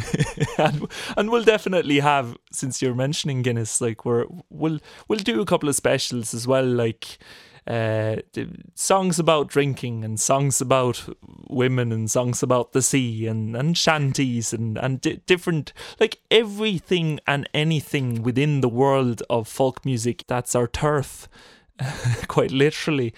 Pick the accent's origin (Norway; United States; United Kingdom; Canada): Norway; moved away; We're all pure, purebred Norwegians